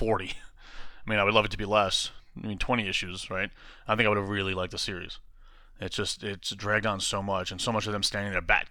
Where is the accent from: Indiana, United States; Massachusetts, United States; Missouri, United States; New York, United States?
New York, United States; New York City; I grew up in New York, but I guess that is. I grew up on the other side of Queens